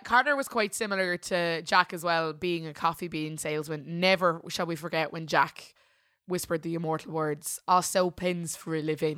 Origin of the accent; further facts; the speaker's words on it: Ireland; we're Irish